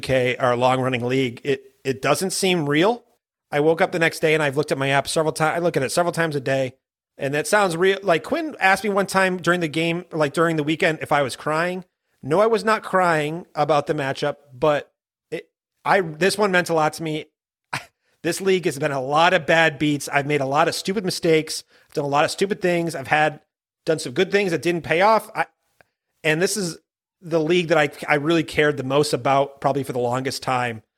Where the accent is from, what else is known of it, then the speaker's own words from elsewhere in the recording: Maine, United States; I'm from Maine